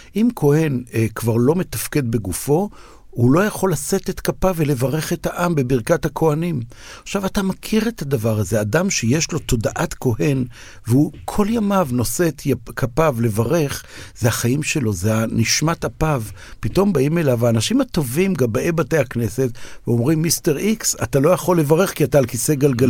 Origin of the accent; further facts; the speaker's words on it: Israel; אני אומר כישראלי